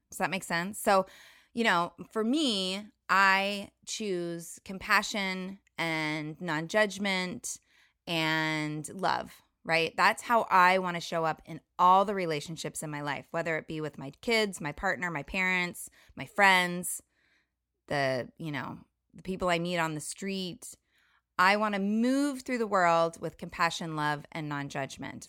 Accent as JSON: {"language": "English", "area": "Orange County", "region": "California", "country": "United States", "tie": "born or raised there", "also_born_or_lived": "Costa Rica", "moved": "as an adult", "lives_now": "Washington State, United States", "said": "I grew up in Orange County, California, in kind of the bubble of Orange County"}